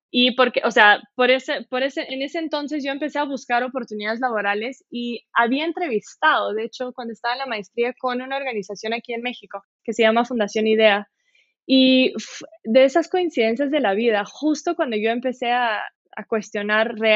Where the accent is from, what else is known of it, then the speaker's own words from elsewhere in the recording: Quito, Pichincha, Ecuador; moved away as an adult; now in Brazil; Me fui, me fui a los cinco, o sea, me fui de Brasil a Quito a los cinco años, sí.